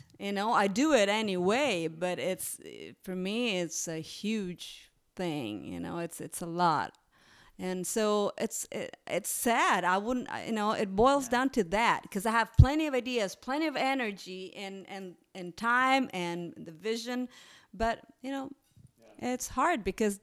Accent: Florence, Tuscany, Italy; now in United States; Florence is my hometown

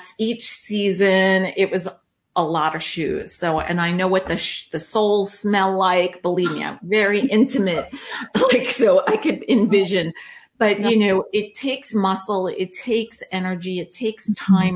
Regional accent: Long Island, New York, United States; also born or lived in Charlotte, North Carolina; now in Orange County, United States; growing up on Long Island, which is extremely flat, then moving to Charlotte, North Carolina, which is extremely flat

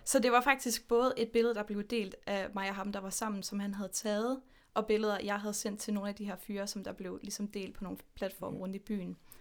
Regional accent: Horsens, Central Denmark Region, Denmark; now in Aarhus, Denmark; jeg er født og opvokset i Horsens, men nu bor jeg i Aarhus med min kæreste Mathilde

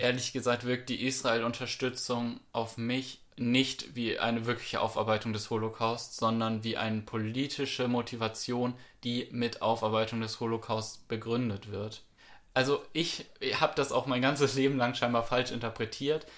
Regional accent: Germany; uns als Deutsche

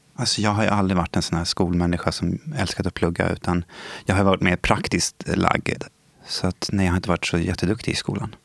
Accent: Stockholm, Stockholm County, Sweden; Jag är ju uppvuxen i eh, Stockholm. Jag har bott i Skarpnäck nästan större delen av mitt liv

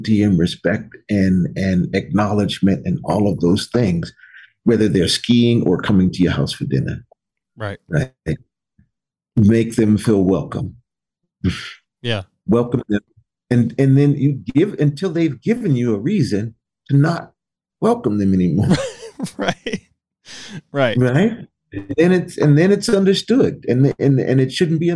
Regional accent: United States; I grew up here in the United States.

